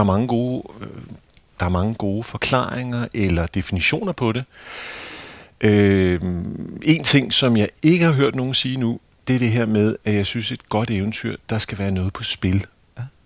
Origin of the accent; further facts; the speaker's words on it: Hvidovre, Capital Region of Denmark, Denmark; Hvidovre Havn, hvor jeg er vokset op